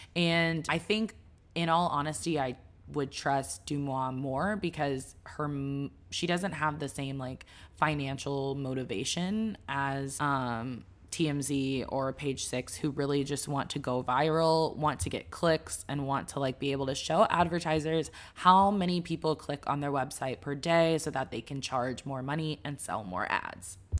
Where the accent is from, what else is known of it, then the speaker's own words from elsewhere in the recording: Dallas, Texas, United States; I'm from Dallas